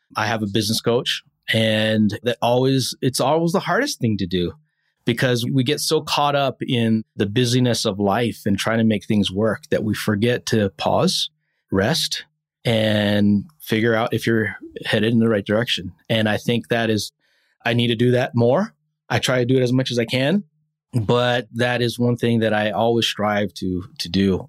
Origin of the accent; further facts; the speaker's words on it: Hawaii, United States; moved away; I'm born and raised in Hawaii